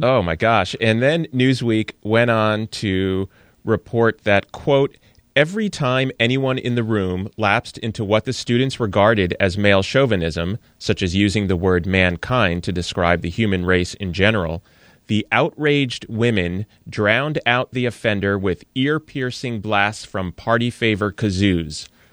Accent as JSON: {"language": "English", "region": "New Jersey", "country": "United States", "said": "I'm from New Jersey, so I'm partially yous"}